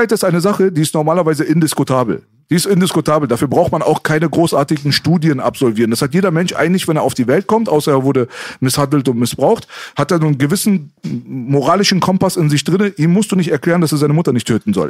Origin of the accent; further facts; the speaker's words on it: Germany; sie sind doch Deutscher, sie sind doch hier geboren